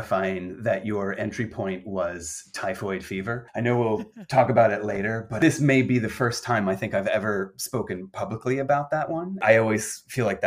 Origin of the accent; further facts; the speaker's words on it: Virginia, United States; I grew up in Virginia